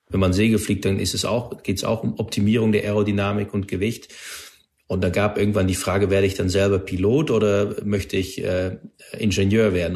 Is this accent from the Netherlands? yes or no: yes; Netherlands; German is a second language; moved away; ich bin Niederländer und bin auch aufgewachsen in einer Gegend, wo es eine luftwaffe stutzpunkt gab